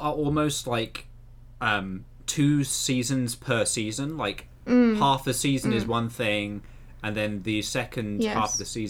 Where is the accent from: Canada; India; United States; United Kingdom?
United Kingdom; England; I'm English